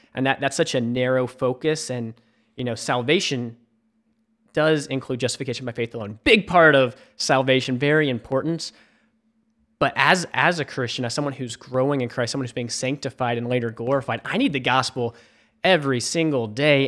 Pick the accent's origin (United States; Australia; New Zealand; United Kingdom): United States; Memphis, Tennessee; moved away as an adult; also born or lived in South Carolina; now in Charleston, United States; I grew up in Memphis, Tennessee.